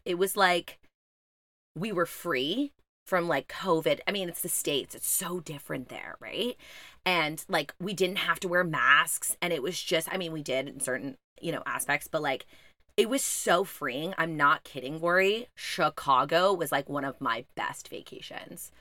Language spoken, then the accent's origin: English; Montreal, Quebec, Canada; I'm from Montreal